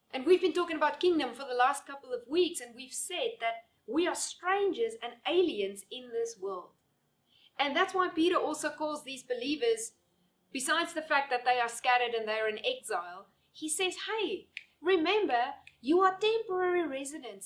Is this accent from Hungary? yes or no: no; South Africa; now in Namibia; I'm living here in Namibia now, but my passport still says that I'm a South African citizen.